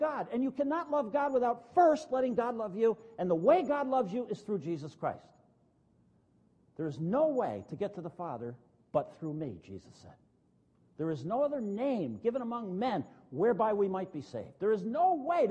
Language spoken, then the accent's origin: English; northern New Jersey, United States; When I grew up in New Jersey, northern New Jersey